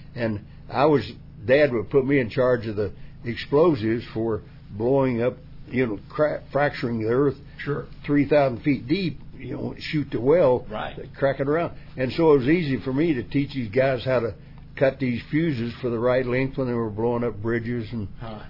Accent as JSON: {"language": "English", "region": "West Virginia", "country": "United States", "tie": "born or raised there", "said": "West Virginia was a place where right. everything was face value"}